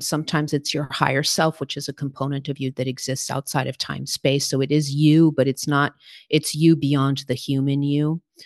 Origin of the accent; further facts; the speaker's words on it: Portugal; moved away; also born or lived in New York City, United States; I was raised in Portugal. My parents are Portuguese, and so I have dual citizenship.